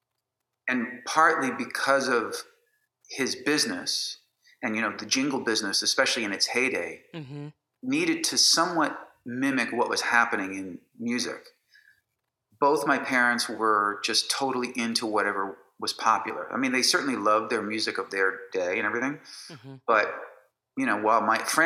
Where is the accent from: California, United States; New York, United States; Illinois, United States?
Illinois, United States; Chicago; I was born in the city of Chicago and raised in a suburb, a northern suburb